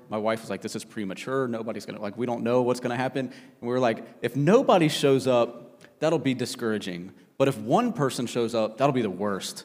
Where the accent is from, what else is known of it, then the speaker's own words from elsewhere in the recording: Cincinnati, Ohio, United States; moved away as an adult; also born or lived in South Carolina; We're originally from Cincinnati